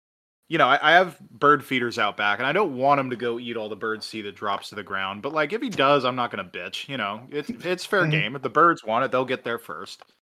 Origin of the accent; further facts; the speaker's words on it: Missouri, United States; Hell, growing up in Missouri, I was taught to take pride in being from the home state of Harry S. Truman